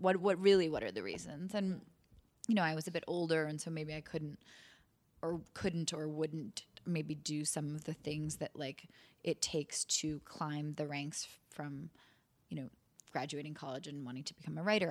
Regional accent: New York City, New York, United States; coming back to New York, which is my hometown.

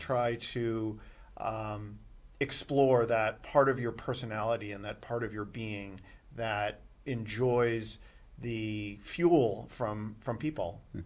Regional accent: Boston, Massachusetts, United States; moved away; I grew up in Boston

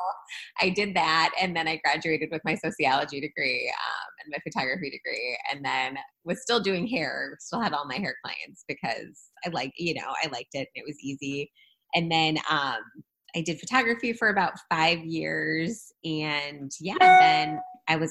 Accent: St. Louis, Missouri, United States; I am from St. Louis. Was born and raised in St. Louis

